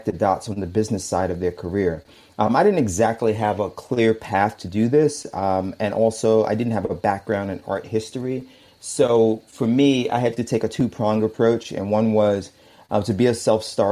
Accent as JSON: {"language": "English", "town": "New York City", "region": "New York", "country": "United States", "tie": "born or raised there", "moved": "as an adult", "lives_now": "Hayama, Japan", "said": "I'm originally from Brooklyn. I was born and raised in Bedford-Stuyvesant."}